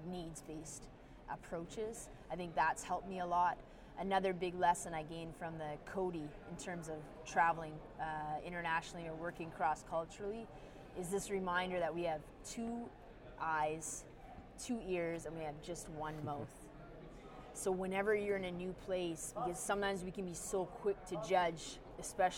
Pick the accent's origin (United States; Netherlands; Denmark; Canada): Canada; also born or lived in Canada's North; as a Canadian